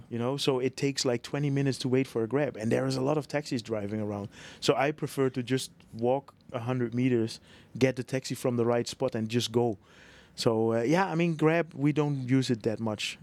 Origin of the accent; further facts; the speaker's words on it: Netherlands; moved away as an adult; now in Bangkok, Thailand; I'm from Holland